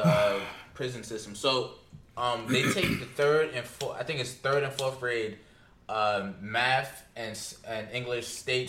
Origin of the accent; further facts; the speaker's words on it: New York City, New York, United States; I'm from the South Bronx.